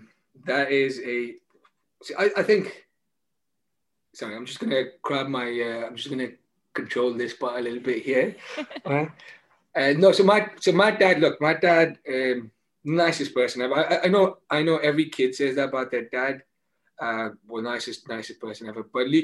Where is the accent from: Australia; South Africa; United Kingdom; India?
India; being Indian, I understand the impact it has on your life, right?